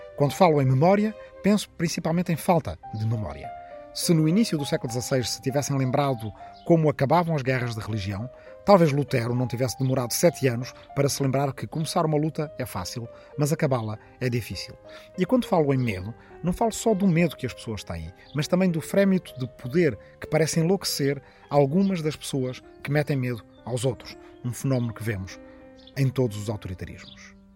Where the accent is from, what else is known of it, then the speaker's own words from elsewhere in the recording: Arrifana, Ribatejo, Portugal; na minha aldeia de Arrifana, no Ribatejo